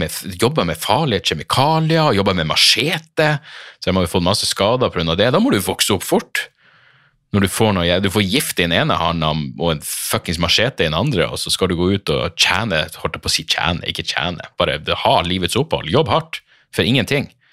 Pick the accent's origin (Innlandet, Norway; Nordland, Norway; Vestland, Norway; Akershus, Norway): Nordland, Norway; Narvik; moved away as an adult; hjembyen min, er jo fordi jeg vokste opp der. Jeg var tenåring i Narvik